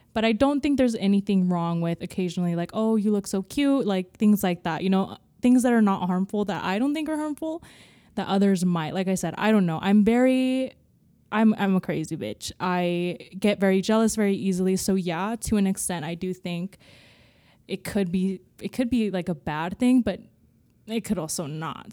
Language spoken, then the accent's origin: English; California, United States; I grew up in California